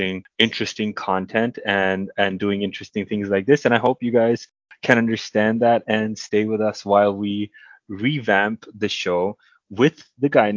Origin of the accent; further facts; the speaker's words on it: India; moved away; back in my hometown in India